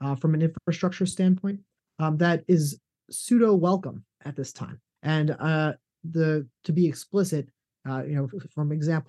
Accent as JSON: {"language": "English", "country": "United States", "said": "as an American, we are very cognizant of some of these things."}